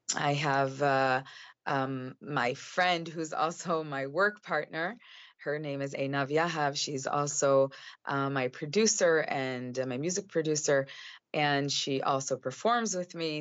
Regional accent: Chicago, Illinois, United States; moved away as an adult; now in Israel; at the age of five, my father was uh, sent. Um, he received a scholarship to uh, finish his PhD in the University of Chicago.

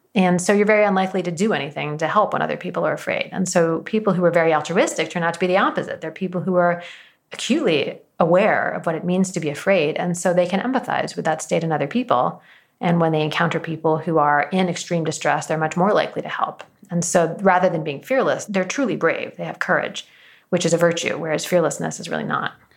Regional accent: Washington, United States; born or raised there

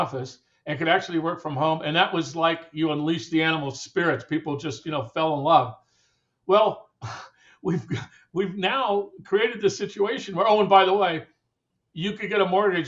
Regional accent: Southern California, United States; half of the people that I grew up with in Southern California

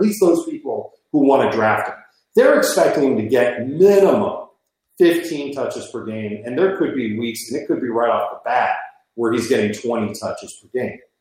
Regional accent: Chicago, Illinois, United States; moved away as an adult; also born or lived in Miami; I grew up in Chicago

